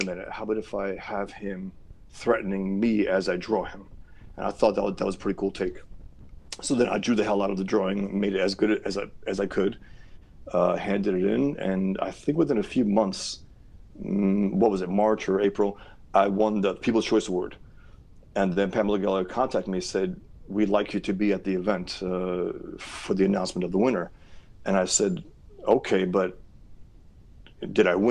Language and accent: English; United States; as an American, as a free man